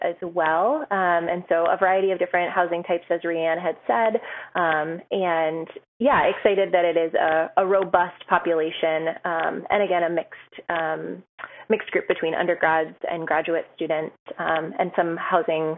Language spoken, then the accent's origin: English; Buffalo, New York, United States; now in Seattle, United States; I'm originally from Buffalo, New York